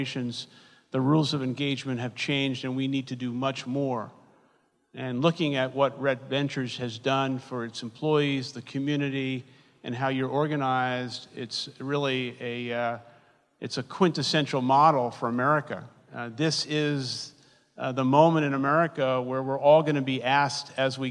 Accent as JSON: {"language": "English", "town": "New York City", "region": "New York", "country": "United States", "tie": "born or raised there", "said": "I grew up in Brooklyn, New York, in public housing known as the Projects"}